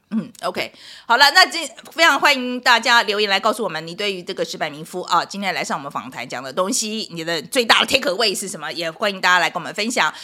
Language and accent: Chinese; Taiwan; moved away; also born or lived in United States; 因为以前我在台湾人的时候，那个时候还在戒严时期耶